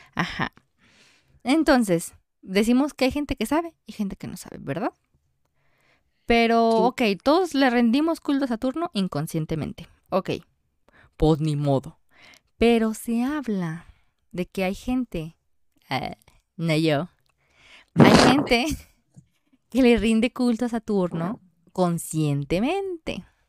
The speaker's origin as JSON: {"language": "Spanish", "country": "Mexico", "said": "somos mexicanos"}